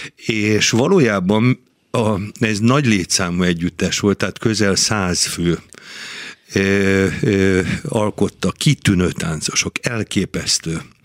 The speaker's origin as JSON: {"language": "Hungarian", "region": "Budapest", "country": "Hungary", "tie": "born or raised there", "moved": "as an adult", "lives_now": "Győr, Hungary", "said": "én Budapesten születtem, Budapesthez kötött minden, de én már ugye 50, vagy most már 43 éve vagyok a Győri Balett tagja"}